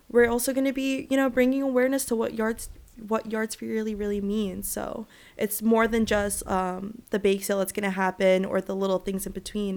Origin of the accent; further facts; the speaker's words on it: Providence, Rhode Island, United States; also born or lived in Dominican Republic; I grew up in Providence, Rhode Island, but I'm Dominican and Puerto Rican